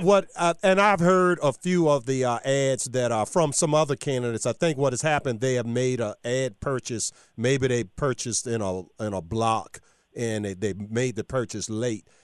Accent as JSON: {"language": "English", "region": "Virginia", "country": "United States", "said": "my home state of, uh, Virginia"}